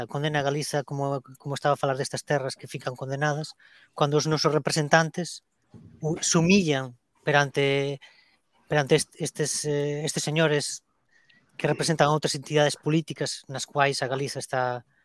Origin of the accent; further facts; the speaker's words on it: Galicia, Spain; como galego